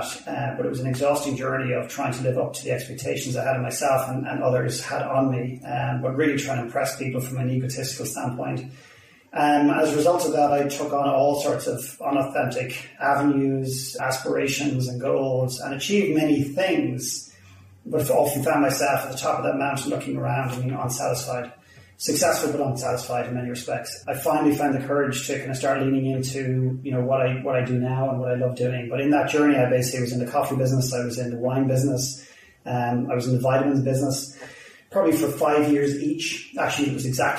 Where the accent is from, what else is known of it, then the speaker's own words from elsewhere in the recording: Ireland; accent: Irish; now in Vancouver, Canada; obviously, you've gathered from my accent pretty quickly. I'm Irish